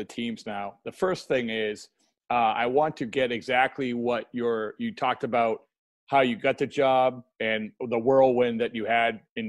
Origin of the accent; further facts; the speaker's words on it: Boston, Massachusetts, United States; I grew up in the Boston area